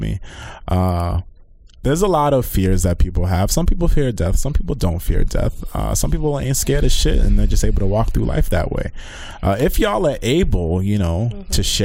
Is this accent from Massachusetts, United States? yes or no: yes; Massachusetts, United States; I'm from Massachusetts